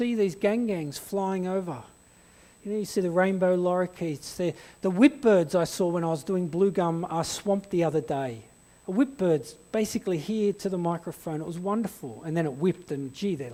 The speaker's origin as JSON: {"language": "English", "town": "Blacktown", "region": "New South Wales", "country": "Australia", "tie": "born or raised there", "also_born_or_lived": "Kimberley", "moved": "yes", "lives_now": "Blue Mountains, Australia", "said": "we had a 2-year stint in Blacktown, where I was born in Western Sydney"}